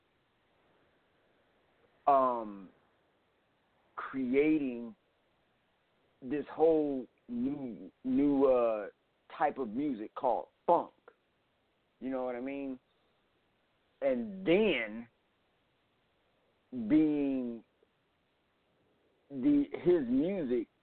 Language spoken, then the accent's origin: English; Cleveland, Ohio, United States; moved away; also born or lived in New York; I'm from Cleveland